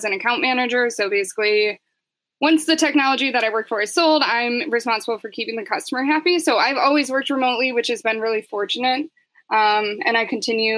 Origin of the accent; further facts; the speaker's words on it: Chicago, Illinois, United States; I grew up in the suburbs of Chicago